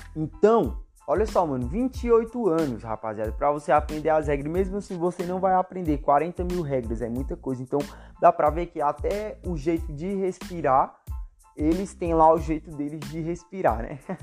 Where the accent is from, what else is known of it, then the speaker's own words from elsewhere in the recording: Brazil; eu sou brasileiro e sou cristão